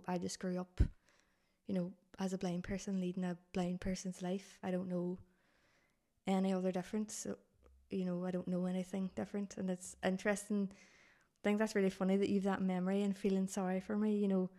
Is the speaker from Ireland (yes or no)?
yes; Dublin, Leinster, Ireland; born there; So I was obviously really tiny baby when I was born in Dublin, was really sick.